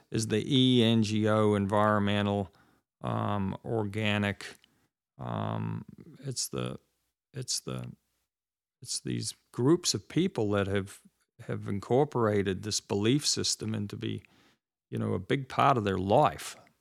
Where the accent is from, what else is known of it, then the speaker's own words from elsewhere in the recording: New Zealand; now in United States; I grew up in New Zealand